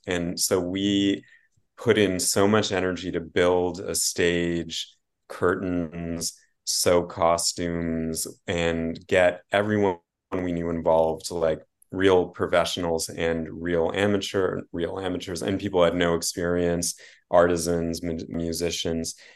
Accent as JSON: {"language": "English", "country": "Canada", "said": "as a Canadian"}